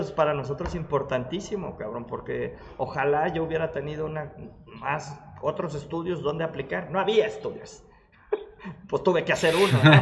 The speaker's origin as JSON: {"language": "Spanish", "country": "Mexico", "said": "Porque soy mexicano"}